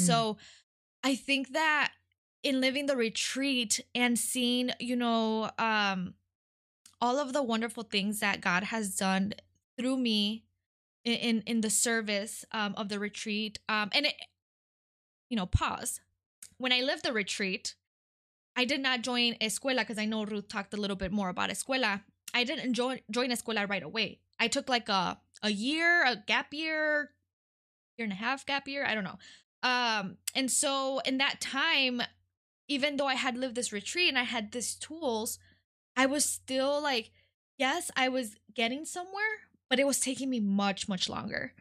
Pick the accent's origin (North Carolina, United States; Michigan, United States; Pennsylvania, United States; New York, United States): Michigan, United States; Detroit; first language Spanish; English is a second language; also born or lived in California / Mexico; I was born in California, um, and I lived there until I was eight. Uh, my parents are immigrants from Mexico, um, and so we moved to Detroit when I was eight